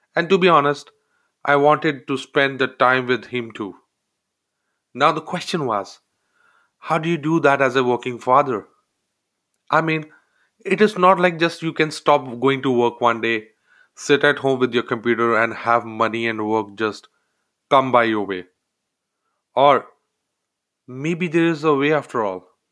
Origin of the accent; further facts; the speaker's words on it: India; moved away as an adult; I grew up in India, a member of a large family